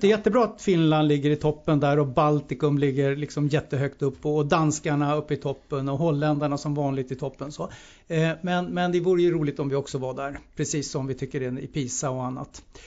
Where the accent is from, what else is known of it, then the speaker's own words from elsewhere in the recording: Sweden; vi som svenskar